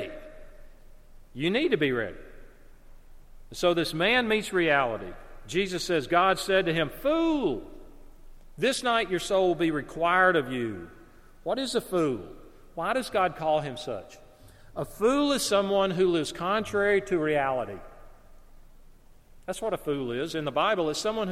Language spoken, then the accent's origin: English; Alabama, United States; the house where I grew up in Alabama